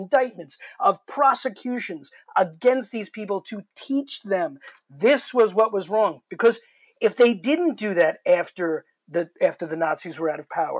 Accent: New York City, New York, United States; I grew up in Queens. I grew up in the next neighborhood over from the Trumps

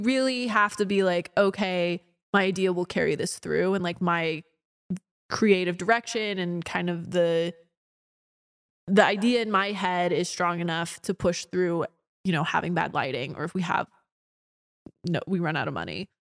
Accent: Orange County, California, United States; I'm from Orange County

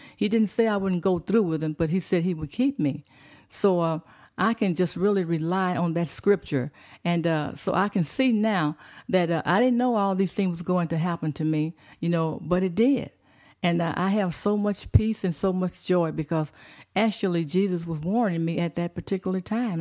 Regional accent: Fort Worth, Texas, United States; moved away as an adult; now in Prescott Valley, United States; I was born in Fort Worth, Texas

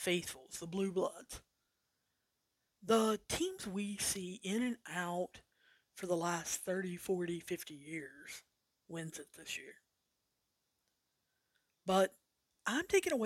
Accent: the South, United States; I'm from the South

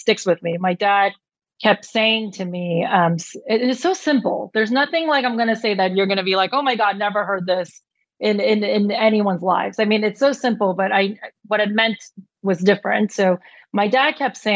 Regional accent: New York, United States; I was born and raised in New York

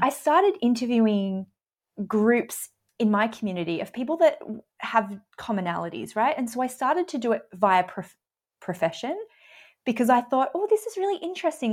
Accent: Australia; I'm Australian

